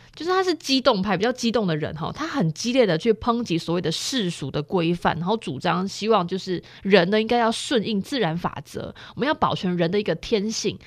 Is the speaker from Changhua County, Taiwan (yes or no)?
no; Chiayi, Taiwan; 我是嘉义人